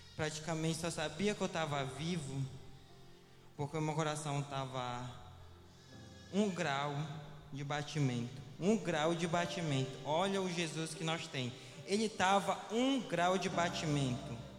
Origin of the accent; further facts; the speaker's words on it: Viseu, Pará, Brazil; now in Belém, Brazil; eu não sou de Belém, eu sou da, cida, da cidade de Viseu, e muito distante daqui